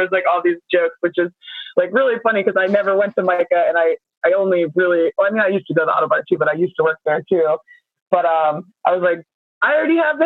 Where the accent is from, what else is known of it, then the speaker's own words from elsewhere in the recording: Baltimore, Maryland, United States; also born or lived in Towson, Maryland / Savannah, Georgia; I grew up originally in Northwood, and I then I moved to Towson for school as a young kid, and then I moved back to the city once I got my own place when I was like 20 or something. But I've lived in Baltimore my whole life